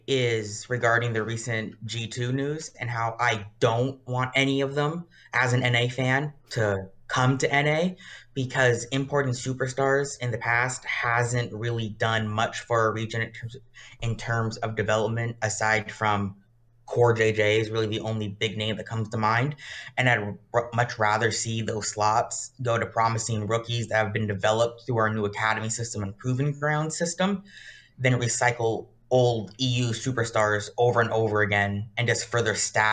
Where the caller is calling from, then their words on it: Sacramento, California, United States; I'm calling from Sacramento, California.